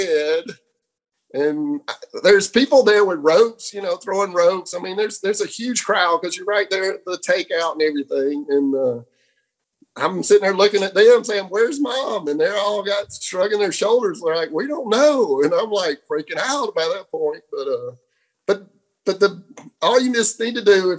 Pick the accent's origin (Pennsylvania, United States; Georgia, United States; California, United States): Georgia, United States; Fort Valley; grew up in Fort Valley, Georgia